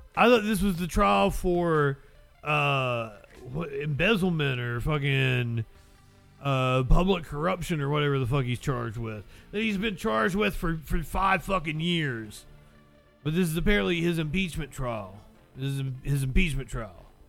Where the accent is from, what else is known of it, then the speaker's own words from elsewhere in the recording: Appalachia, United States; I'm an Appalachian